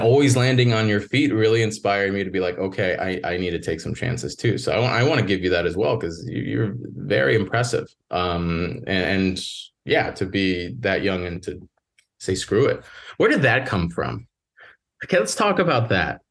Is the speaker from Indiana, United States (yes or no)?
yes; Northwest Indiana, United States; also born or lived in Chicago; I grew up in the Midwest, Northwest Indiana, right outside Chicago